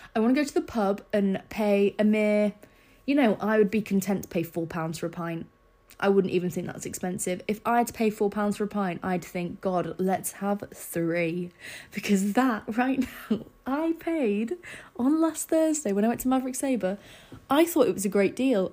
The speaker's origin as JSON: {"language": "English", "town": "Scarborough", "region": "Yorkshire and the Humber", "country": "United Kingdom", "tie": "born or raised there", "moved": "yes", "said": "I didn't have a massive friendship group in Scarborough. Like, I didn't really know many people in my hometown"}